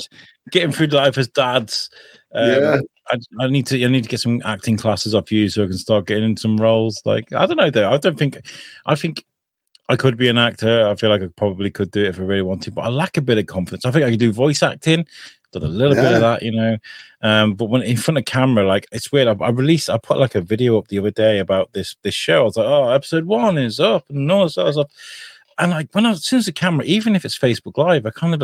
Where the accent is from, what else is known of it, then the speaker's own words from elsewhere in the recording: Wrexham, Wales, United Kingdom; accent: Shropshire Welsh; moved away as an adult; also born or lived in Shropshire / Shrewsbury / Telford; I grew up in Wrexham and moved back to Shrewsbury when I was in my 20s. That's kind of, I've got like a weird Shropshire Welsh accent.